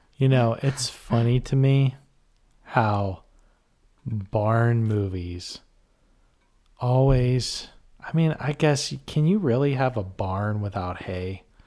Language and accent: English; Western Pennsylvania, United States; we're Pennsylvanians and those are Western. We're from Western P